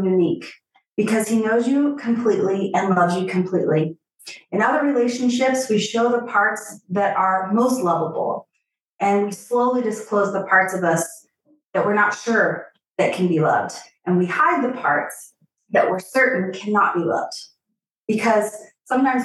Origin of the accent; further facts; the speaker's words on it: Missouri, United States; I'm from a small town in Missouri, the heart of the country